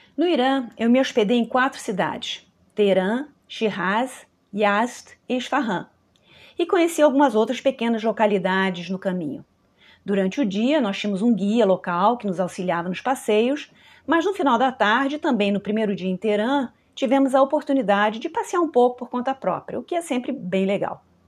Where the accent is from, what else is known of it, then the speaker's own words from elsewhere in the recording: Brazil; minha percepção como brasileira